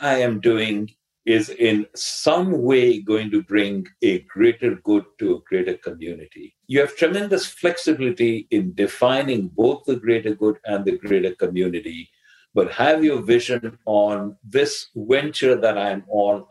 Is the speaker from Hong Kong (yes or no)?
no; India; English is a second language; I'm Indian and I grew up learning English by reading rather than by speaking